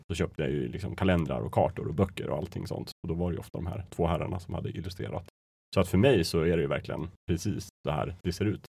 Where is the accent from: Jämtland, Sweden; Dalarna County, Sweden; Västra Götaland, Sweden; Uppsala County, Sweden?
Jämtland, Sweden; Östersund; moved away; jag var hemma i Östersund